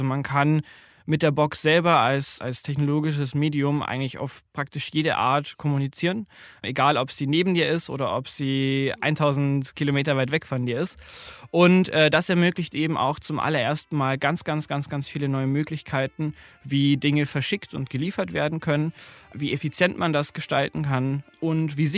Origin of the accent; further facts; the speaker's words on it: Bavaria, Germany; ich komme ursprünglich aus Bayern, und bin der Group CEO von Living Packets.